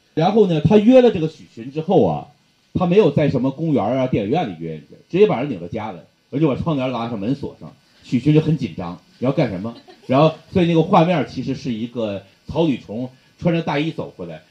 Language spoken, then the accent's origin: Chinese; Northeast China, China; 这就是我们东北人